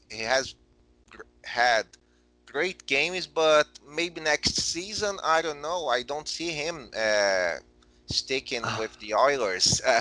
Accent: Brazil; since I came back to Brazil

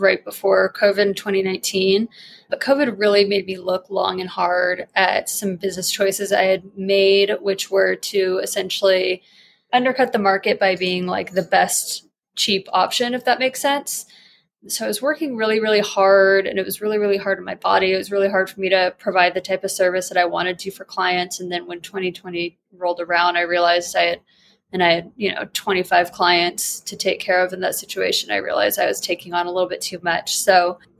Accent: New Mexico, United States; moved away as an adult; now in Denver, United States; I'm not from here. I'm from New Mexico.

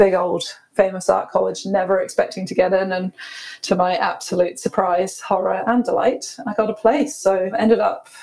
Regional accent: Scotland, United Kingdom; moved away as an adult; also born or lived in London; now in New Zealand; we grew up rurally in Scotland on a wee lifestyle block

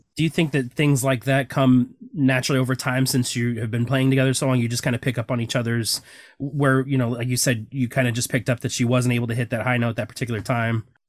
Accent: St. Louis, Missouri, United States; we're actually from St. Louis

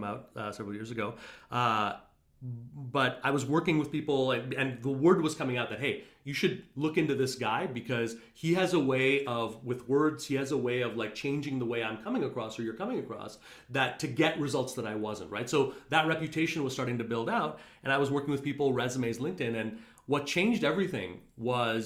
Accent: Montreal, Quebec, Canada; now in New York, United States; I grew up in Montreal, pretty conservative Indian family.

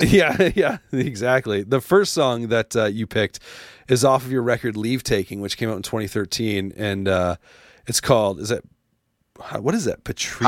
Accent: Canada; being a Canadian, uh, growing up loving hockey

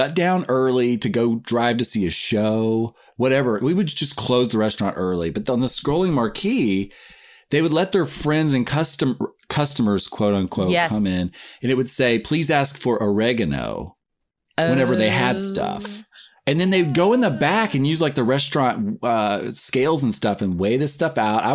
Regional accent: Nashville, Tennessee, United States; moved away; Nashville, Tennessee is where I grew up

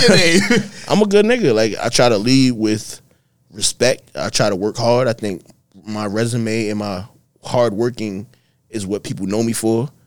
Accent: New York, United States; we are from New York

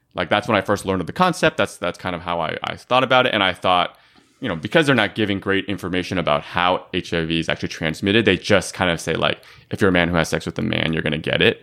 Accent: Bay Area, California, United States; I grew up in the Bay Area

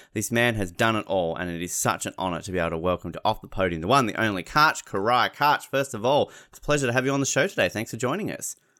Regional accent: Australia; As an Australian

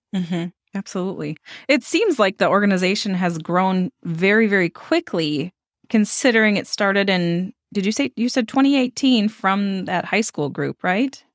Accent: Stillwater, Minnesota, United States; moved away as an adult; now in Hudson, United States; I was born and raised in Stillwater. We live over in Hudson now

